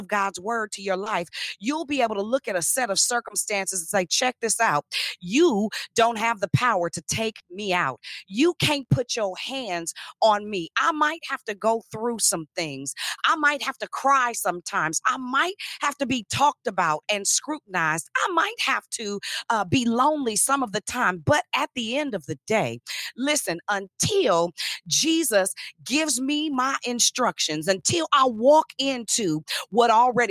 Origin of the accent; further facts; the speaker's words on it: Richmond, Virginia, United States; I was from, and still am, and proud of it, the south side of Richmond